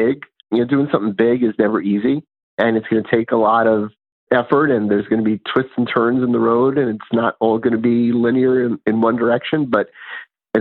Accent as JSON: {"language": "English", "town": "New York City", "region": "New York", "country": "United States", "tie": "born or raised there", "said": "when I was growing up in New York City"}